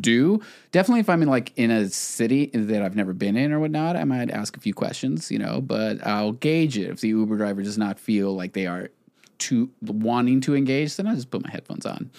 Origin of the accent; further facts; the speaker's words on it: Texas border, United States; growing up on the Texas border